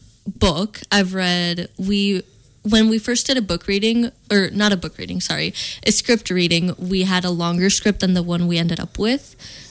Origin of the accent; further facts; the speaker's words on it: Spain; moved away as an adult; now in United States; I'm not from the US. I was born in Spain and I lived there for many years.